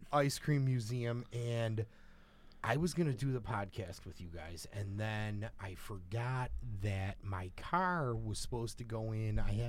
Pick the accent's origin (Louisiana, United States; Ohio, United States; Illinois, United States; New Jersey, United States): Illinois, United States; Chicago; I grew up in Chicago.